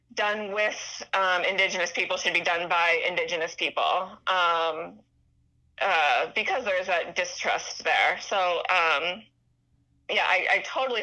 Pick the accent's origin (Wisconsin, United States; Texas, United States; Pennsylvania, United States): Pennsylvania, United States; Pittsburgh; moved away; I grew up in Pittsburgh